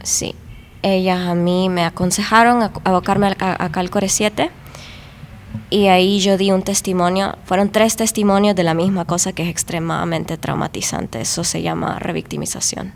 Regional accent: Tegucigalpa, Francisco Morazán, Honduras; yo soy de Tegucigalpa

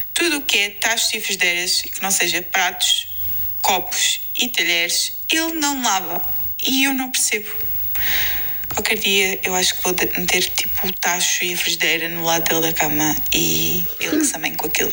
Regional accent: Lisbon, Portugal; somos de Lisboa

